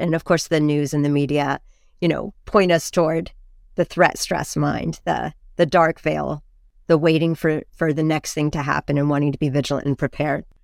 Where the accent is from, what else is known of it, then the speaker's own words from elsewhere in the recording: Carmel, California, United States; I grew up in Carmel, which is near Big Sur and near Esalen